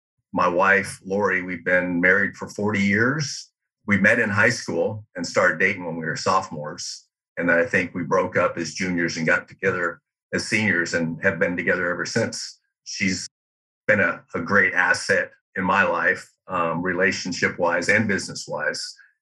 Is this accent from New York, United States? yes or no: no; Charter Oak, California, United States; moved away as an adult; also born or lived in Pasadena / Fountain Hills, Arizona; now in Fort Worth area, Texas, United States; I grew up in Charter Oak, which is, I think, just a hair east of Covina, probably about 40 miles east of Los Angeles.